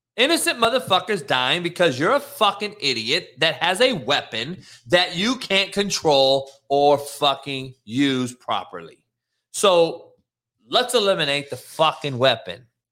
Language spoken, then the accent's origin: English; Los Angeles, California, United States; I'm from L A.